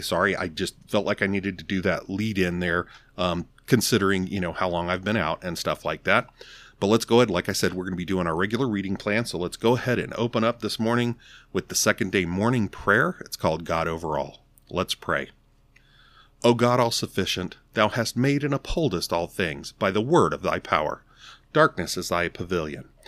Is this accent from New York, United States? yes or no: no; Arizona, United States; growing up in Arizona, drinking the mineral y water